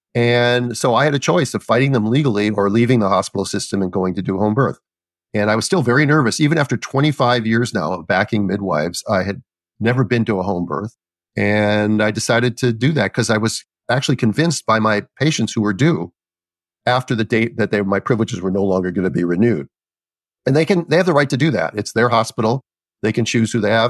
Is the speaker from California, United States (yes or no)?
no; Minnesota, United States; I grew up in Minnesota